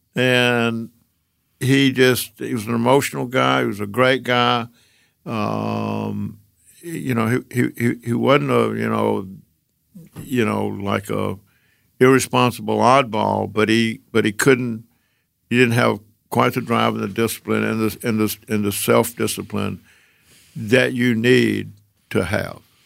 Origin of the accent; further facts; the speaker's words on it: Georgia, United States; moved away as an adult; also born or lived in Decatur, Georgia / Atlanta; young kid growing up in Georgia